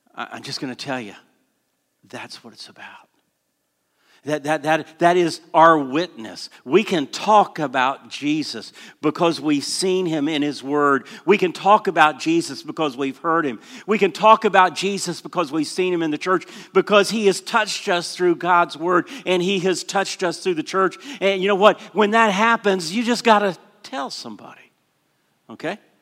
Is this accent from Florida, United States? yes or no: yes; Orlando, Florida, United States; I grew up in Southeast Christian Church in Orlando.